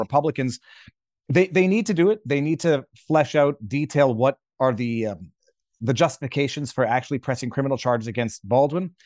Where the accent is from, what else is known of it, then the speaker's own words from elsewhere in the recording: Quebec, Canada; I'm a Canadian Quebec commercial litigator